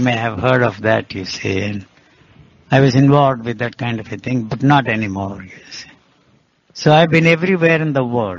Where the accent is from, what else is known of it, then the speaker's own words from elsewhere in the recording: India; English is a second language; moved away; also born or lived in Switzerland / United States; I came from India. I have spent more time in the Western countries, in America, and in Switzerland, everywhere.